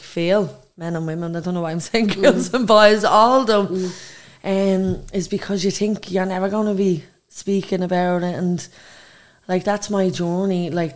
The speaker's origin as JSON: {"language": "English", "town": "Dublin", "region": "Leinster", "country": "Ireland", "said": "I come from Dublin. Dublin 1"}